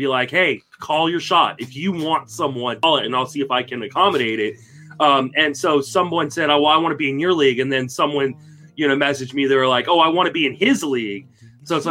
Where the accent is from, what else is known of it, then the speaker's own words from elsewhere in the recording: Washington, District of Columbia, United States; I grew up in the Washington, D.C. area